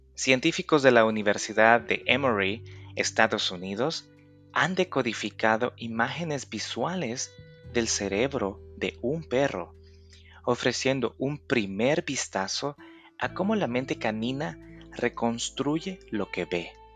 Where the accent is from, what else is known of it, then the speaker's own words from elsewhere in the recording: El Salvador; Yo soy de El Salvador, país del Bitcoin